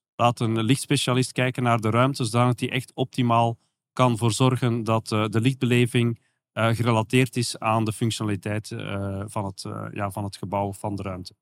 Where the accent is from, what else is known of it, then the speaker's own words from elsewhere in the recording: Belgium; accent: soft G; zoals je kan horen aan mijn zachte G